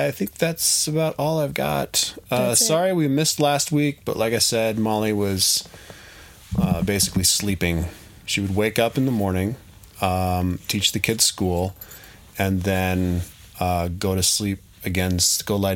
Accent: Denver, Colorado, United States; moved away; I'm from Denver

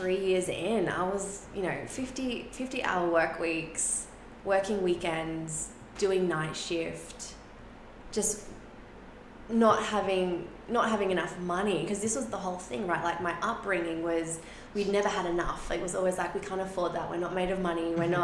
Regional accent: Sydney, New South Wales, Australia; first language Spanish; English is a second language; I grew up in a really traditional Catholic upbringing, and in Sydney, in the West.

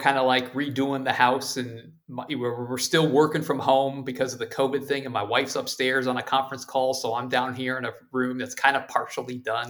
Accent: Ohio, United States; moved away; my home state of Ohio

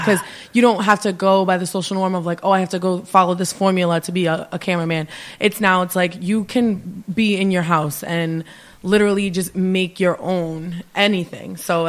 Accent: Providence, Rhode Island, United States; I grew up in Providence, like around the Chalkstone area, but in high school I moved over here

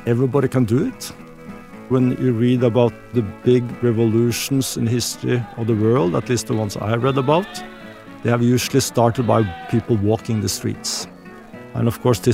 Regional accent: Norway; I grew up in Norway, we're close to nature

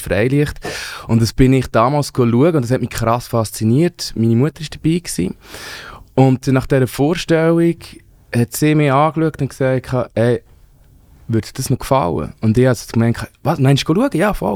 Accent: Wangen bei Olten, Solothurn, Switzerland; ich bin ja in Wangen bei Alten aufgewachsen

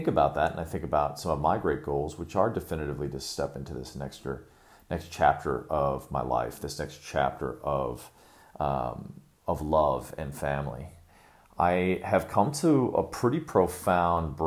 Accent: Chicago, Illinois, United States; moved away; also born or lived in Sri Lanka; Chicago, my hometown

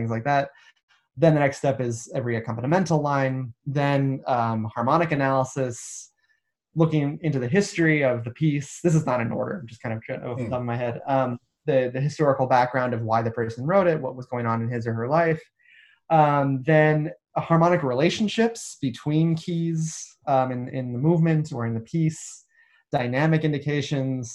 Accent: United States; now in United Kingdom; As an American

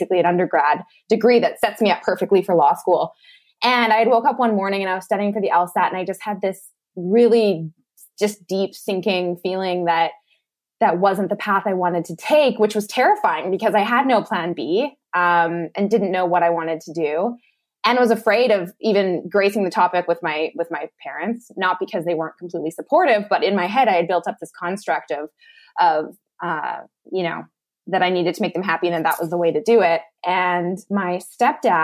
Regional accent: Lethbridge, Alberta, Canada; moved away as an adult; also born or lived in Malaysia; moved back home to my hometown of Lethbridge, Alberta

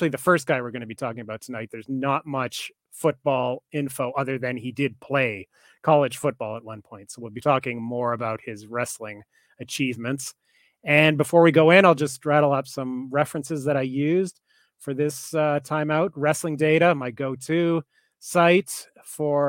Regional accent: Canada; I'm Canadian

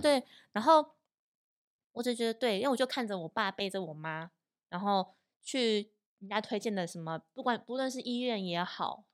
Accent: Puli, Nantou County, Taiwan; 我的老家在南投埔里

